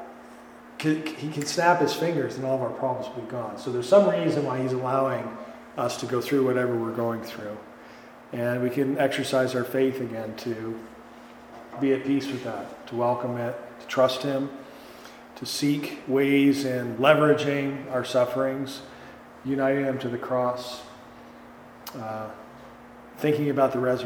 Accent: Green Bay, Wisconsin, United States; now in Chicago, United States; I'm from Wisconsin originally, and Green Bay

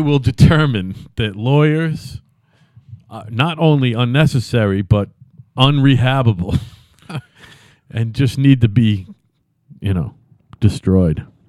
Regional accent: Plymouth, Massachusetts, United States; also born or lived in Brockton, Massachusetts; We lived in Brockton, and I moved, we moved to Plymouth when I was eight

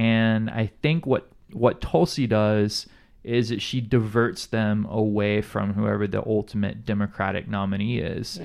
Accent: Alabama, United States; now in Hawaii, United States; being from Alabama, like I, I grew up in an in an environment where it's not work across the aisles

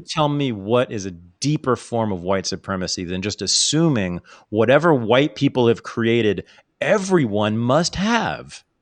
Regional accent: Bay Area, California, United States; the Bay Area has got a big Filipino community, so I grew up with a lot of them here.

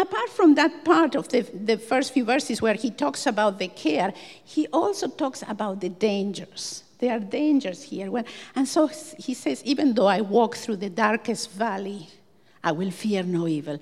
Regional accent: Buenos Aires, Argentina; moved away as an adult; also born or lived in Dublin / Cork; now in Ireland; I come from Buenos Aires, a small city of around 10 million people

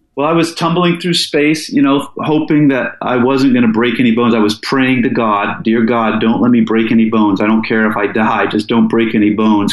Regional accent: Falls Church, Virginia, United States; moved away as an adult; also born or lived in Seattle, Washington; now in Alaska, United States; I was born in Seattle, and um, I moved to the East Coast with my dad and mom as a kid. And I went to high school in Falls Church inside of the Beltway near DC

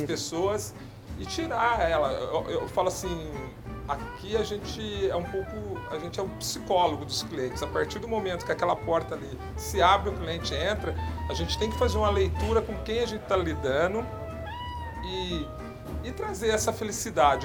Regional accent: São José do Rio Pardo, São Paulo, Brazil; moved away; essa vivência que eu tenho de São José do Rio Pardo, uhum. na cidade onde eu nasci

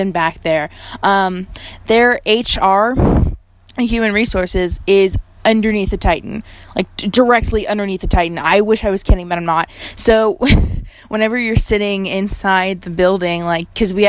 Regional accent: Fort Worth, Texas, United States; also born or lived in Lubbock, Texas; moving home has been great, actually. I am from Fort Worth

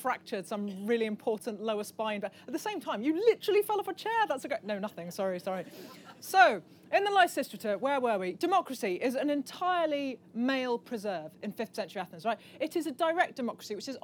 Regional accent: Midlands, United Kingdom; I'm from the Midlands, so I'm pikey and I say it wrong

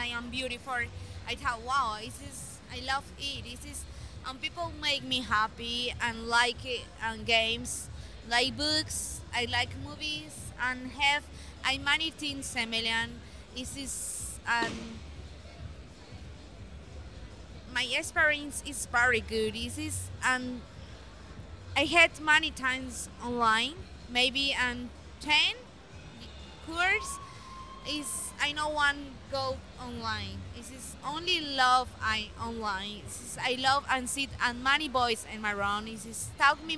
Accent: Colombia; English is a second language; also born or lived in Armenia, Quindío; I'm from Colombia. And live in Armenia, Quindío.

